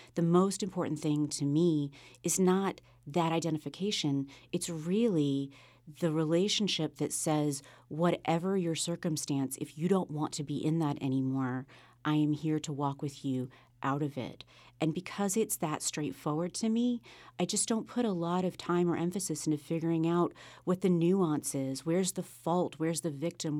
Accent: Sunset Beach, North Carolina, United States; also born or lived in South America; now in Wilmington, United States; Wilmington is my home. I grew up on Sunset Beach, just south of here.

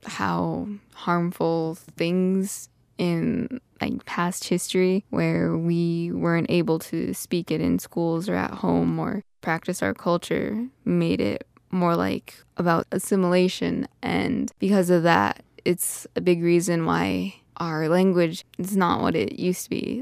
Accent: Red Scaffold, South Dakota, United States; I grew up on Cheyenne River in a community on the west side called Red Scaffold

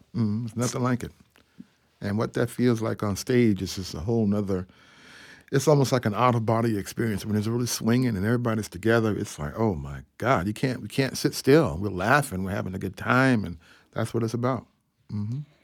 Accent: Atlanta, Georgia, United States; I grew up in Ebenezer Baptist Church in Atlanta, Georgia

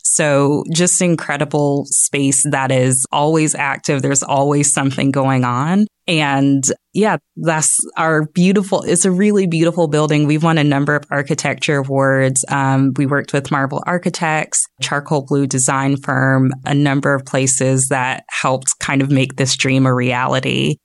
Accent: Jacksonville, Florida, United States; moved away as an adult; also born or lived in Orlando, Florida; now in Northwest Arkansas, United States; I am from Jacksonville

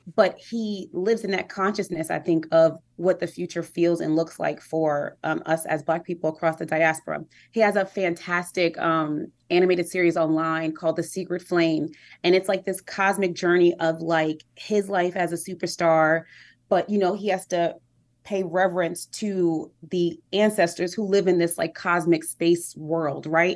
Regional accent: New York City, New York, United States; I'm from Harlem, New York

